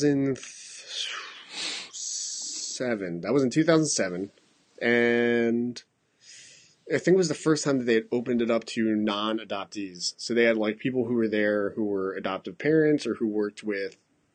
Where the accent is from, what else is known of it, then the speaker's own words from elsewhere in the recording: Masan, South Gyeongsang, South Korea; born there; but I was born in Masan, which is actually close to Busan relative to, like, you know, Seoul.